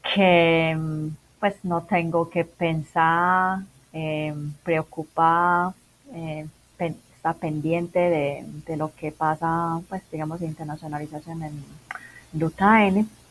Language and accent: Spanish; Macau; Spanish is a second language; moved away as an adult; also born or lived in Guangzhou, China / England; now in Medellín, Colombia; originalmente soy de Macao